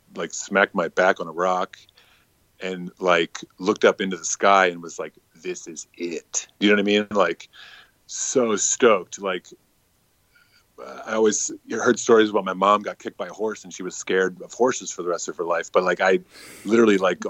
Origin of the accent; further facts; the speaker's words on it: Virginia, United States; now in New York City, United States; I'm from Virginia, which I'm from an area that's not like what maybe it's not like redneck. It's kind of like a DC suburb